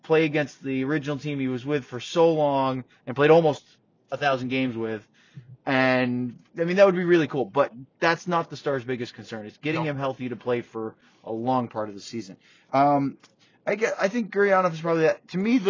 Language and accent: English; Blue Hill, Maine, United States; That's from the Blue Hill Fair where I grew up in Maine.